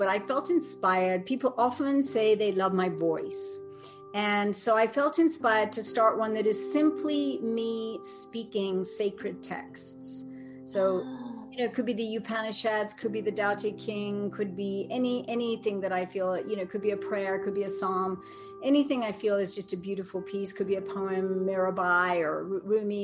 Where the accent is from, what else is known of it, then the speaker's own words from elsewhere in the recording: England, United Kingdom; I'm so English